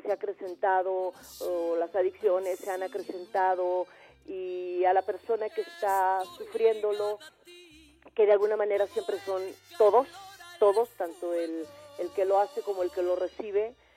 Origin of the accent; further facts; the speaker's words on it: Tabasco, Mexico; en Tabasco, mi tierra